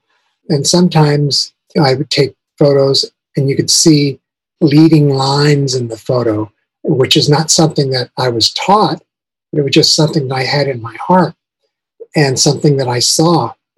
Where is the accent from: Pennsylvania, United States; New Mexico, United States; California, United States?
New Mexico, United States; Albuquerque; also born or lived in St. John's, Canada; John's, Newfoundland. And from there, we got transferred to New Mexico. And I actually wound up growing up in Albuquerque. I did elementary, junior high, and high school there.